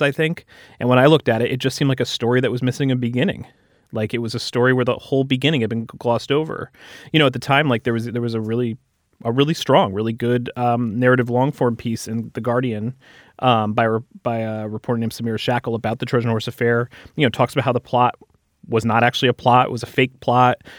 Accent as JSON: {"language": "English", "country": "United States", "said": "as an American"}